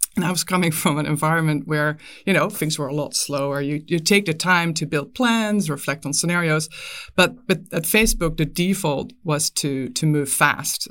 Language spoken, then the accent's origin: English; Netherlands; moved away as an adult; now in United States; I was, I was born and raised in the Netherlands, but I, I moved, uh, to the U S pretty early in my career.